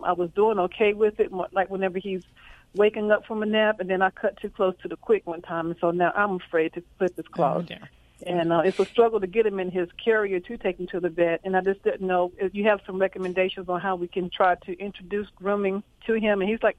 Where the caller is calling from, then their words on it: Fayetteville, North Carolina, United States; I'm calling from Fayetteville, North Carolina, right outside of Fort Bragg.